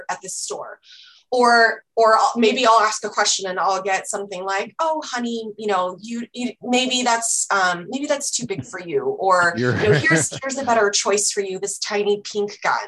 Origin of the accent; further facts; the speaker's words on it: Orange County, California, United States; now in San Diego, United States; I grew up in Orange County. So, just north of San Diego